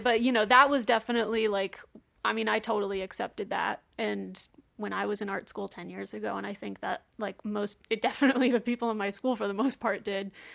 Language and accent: English; Texas, United States; I'm from Texas